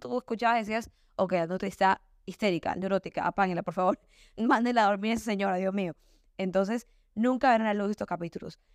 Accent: Guayaquil, Guayas, Ecuador; yo soy ecuatoriana, yo soy oaxaca, yo soy Guayaquil

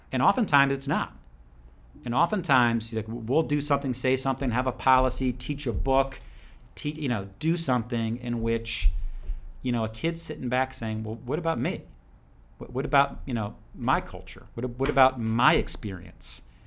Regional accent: New Jersey, United States; moved away as an adult; also born or lived in Ireland (ancestry); now in Georgia, United States; I grew up in New Jersey

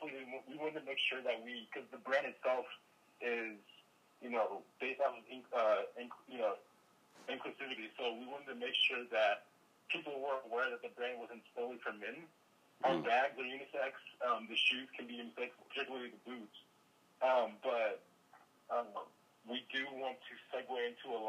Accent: Nigeria; moved away; also born or lived in Sacramento, California, United States; I was born in Nigeria, grew up partly in Nigeria, partly in Sacramento.

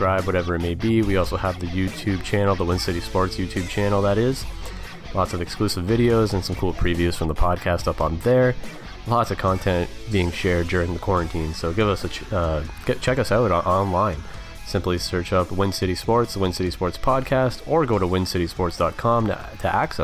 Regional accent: Canada

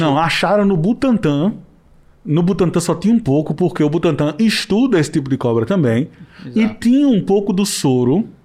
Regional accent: Northeast Region, Brazil; eu não, não tenho orgulho de ser nordestino

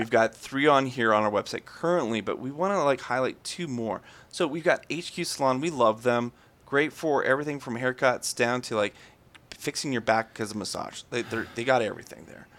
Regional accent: Canada; I'm very Canadian

